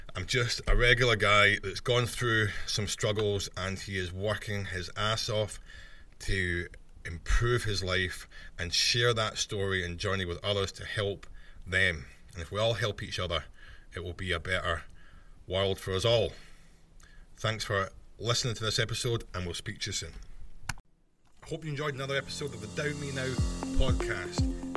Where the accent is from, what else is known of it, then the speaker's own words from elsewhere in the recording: Scotland, United Kingdom; I'm Scottish